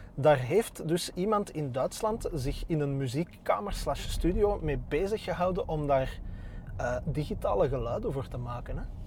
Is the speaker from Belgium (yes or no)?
yes; Antwerp, Flanders, Belgium; also born or lived in Borgerhout / Turnhout (mother); ik, ben getogen in Berchem. Ah, Geboren in Borgerhout